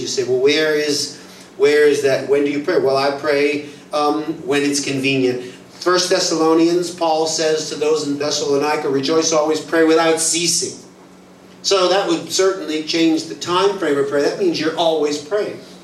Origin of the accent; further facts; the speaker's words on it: United States; I'm American